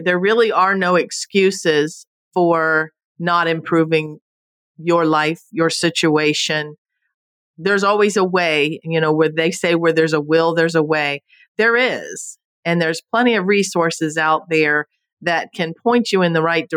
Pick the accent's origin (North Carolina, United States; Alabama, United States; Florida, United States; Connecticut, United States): Florida, United States; Homestead; also born or lived in Naples, Florida; now in Fort Myers, United States; I was born and raised in Homestead, Florida, so I am a true Florida native